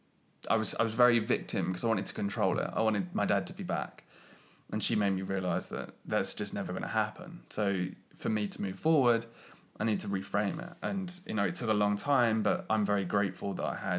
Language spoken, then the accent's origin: English; United Kingdom; as a British